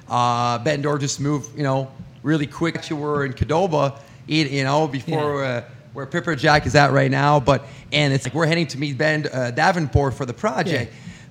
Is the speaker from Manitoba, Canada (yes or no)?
no; Quebec, Canada; first language French; English is a second language; moved away as an adult; now in Quad Cities, United States; Obviously, I grew up in Quebec. That's why my accent. I'm, you know, obviously I'm French. That's my first language.